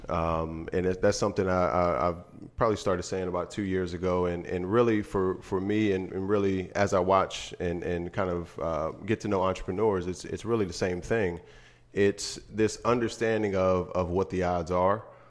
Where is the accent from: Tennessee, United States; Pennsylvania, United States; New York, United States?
Pennsylvania, United States; Harrisburg; moved away; back in Harrisburg in my hometown.